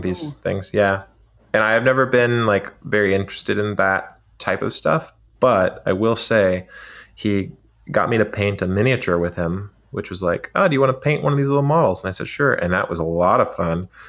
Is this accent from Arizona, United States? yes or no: yes; Arizona, United States; we were in Arizona and it was, um, like a early morning on a January day and we were climbing this, uh, rise out behind my hometown